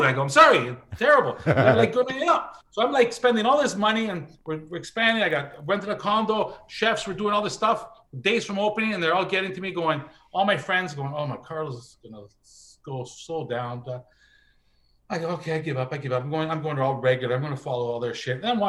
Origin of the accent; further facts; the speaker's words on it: Canada; I'm Canadian.